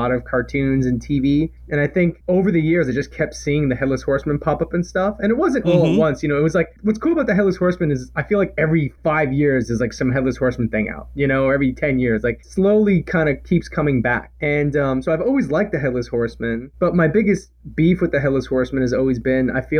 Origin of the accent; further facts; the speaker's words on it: New York City, New York, United States; moved away as an adult; also born or lived in Vancouver, Canada; now in Seattle, United States; I grew up in Brooklyn, New York.